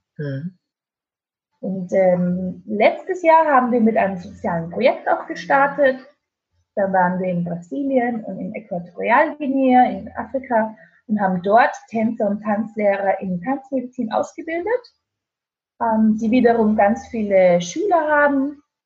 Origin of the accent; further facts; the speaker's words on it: Austria; moved away as an adult; also born or lived in Spain; now in Stuttgart, Germany; Ich dachte nie in meinem Leben, dass ich mal in Deutschland leben werde. Als Österreicherin